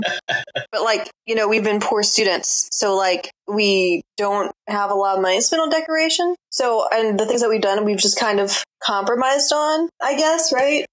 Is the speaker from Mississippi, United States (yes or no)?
yes; Mississippi, United States; now in Durham, United States; my hometown Mississippi